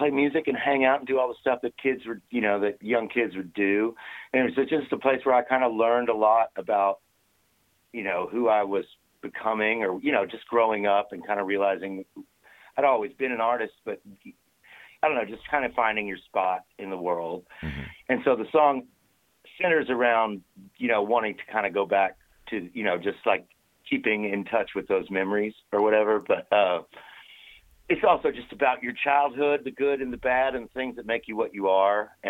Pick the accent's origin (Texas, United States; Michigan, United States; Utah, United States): Texas, United States; Waco; in my hometown. Um, I'm from outside of Waco, Texas, you know, out in the country